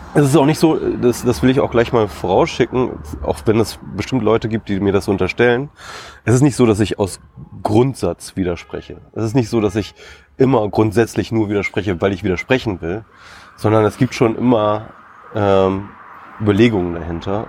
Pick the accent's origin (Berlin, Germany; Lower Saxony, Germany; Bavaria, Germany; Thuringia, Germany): Lower Saxony, Germany; Isernhagen; ich komme aus Hannover ursprünglich, bin ich äh, dort in Hannover in der Nähe aufgewachsen, äh, Isernhagen, um genau zu sein.